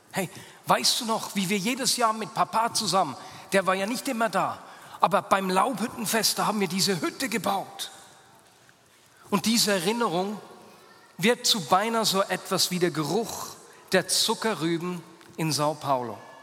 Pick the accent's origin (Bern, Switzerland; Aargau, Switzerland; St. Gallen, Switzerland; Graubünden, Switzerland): Bern, Switzerland; Hasliberg; meine Kindheit auf dem Hasliberg